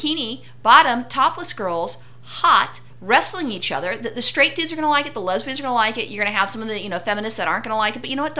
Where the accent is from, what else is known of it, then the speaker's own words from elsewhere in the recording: United States; being an American